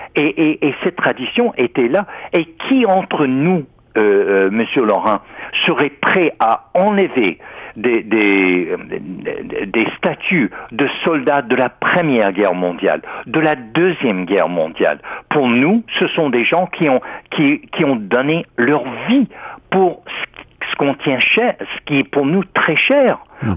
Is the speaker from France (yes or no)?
no; United States; en tant qu'historien, en tant qu'Américain